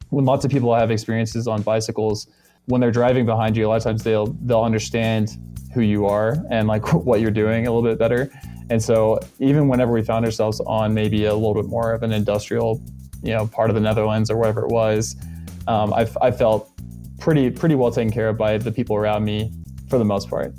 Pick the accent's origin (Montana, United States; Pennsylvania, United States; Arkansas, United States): Arkansas, United States; now in Denver, United States; I'm actually from Arkansas